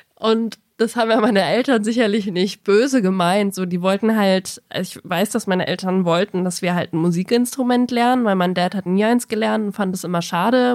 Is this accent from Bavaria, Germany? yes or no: yes; Bavaria, Germany; bayerisches Gymnasium